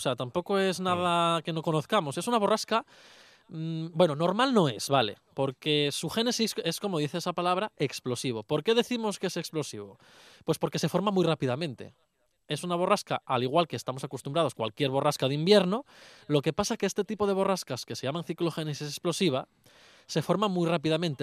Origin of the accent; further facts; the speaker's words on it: Luanco, Asturias, Spain; mi pueblo, por Luanco